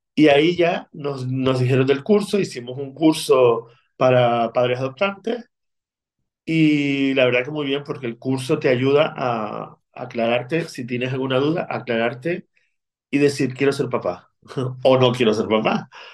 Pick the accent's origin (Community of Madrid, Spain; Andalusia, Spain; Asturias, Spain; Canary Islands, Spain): Canary Islands, Spain; Lanzarote; accent: Canarian; also born or lived in Argentina; nací en Argentina, pero desde pequeñito vinimos a, Lanzarote porque mis abuelos eran de aquí, de, de la isla